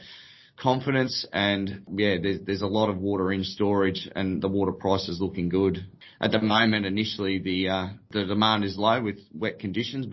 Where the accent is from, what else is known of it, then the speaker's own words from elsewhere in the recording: Kyabram, Victoria, Australia; I was born and bred in Kyabram, which is obviously a local rural area, surrounded by our irrigation network.